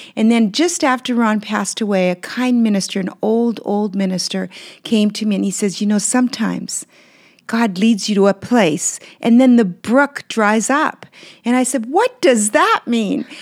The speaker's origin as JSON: {"language": "English", "country": "Canada", "tie": "born or raised there", "also_born_or_lived": "Belgium", "second_language": "English", "said": "when we moved to Canada from Belgium where I was born."}